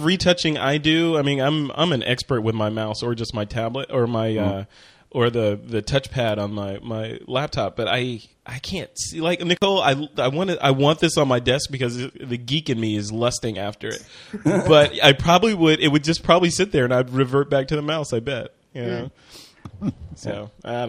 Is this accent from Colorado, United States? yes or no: no; Chicago, Illinois, United States; Sorry. I'm from Chicago. Come on.